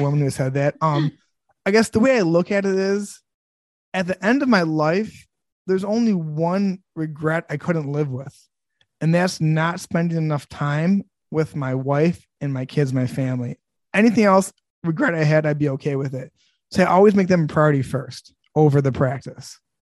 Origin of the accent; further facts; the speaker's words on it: Sterling Heights, Michigan, United States; I grew up in Sterling Heights, Michigan